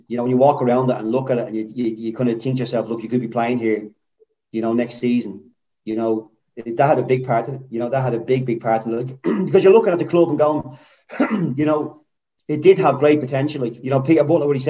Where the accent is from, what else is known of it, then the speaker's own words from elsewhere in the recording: Ireland; an Irishman